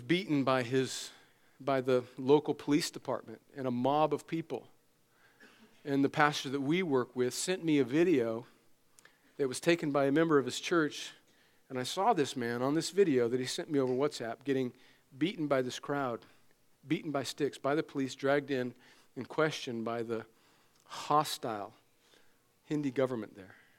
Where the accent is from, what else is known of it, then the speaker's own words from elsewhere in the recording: United States; as an American Christian.